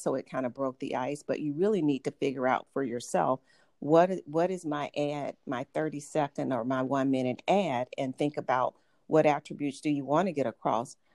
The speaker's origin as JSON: {"language": "English", "town": "Atlanta", "region": "Georgia", "country": "United States", "tie": "born or raised there", "also_born_or_lived": "Boston / Los Angeles", "accent": "Southern", "moved": "as an adult", "said": "I grew up in Atlanta and moved to several major cities, including Boston and Los Angeles, and I mm-hmm. evaluated taking speech classes to eliminate my Southern accent"}